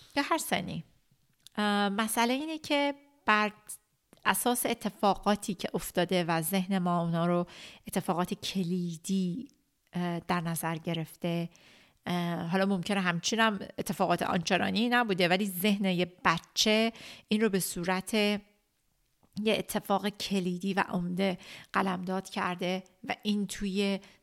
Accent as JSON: {"language": "Persian", "country": "Iran", "tie": "born or raised there", "moved": "yes", "said": "که تو اون مملکت کوفتی بزرگ شدیم"}